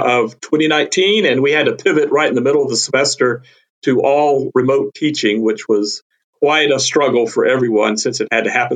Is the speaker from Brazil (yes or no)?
no; North Carolina, United States; moved away as an adult; also born or lived in Texas / Louisiana; I grew up herping in North Carolina.